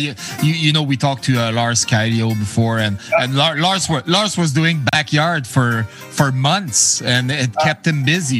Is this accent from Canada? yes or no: yes; Canada; I'm from Canada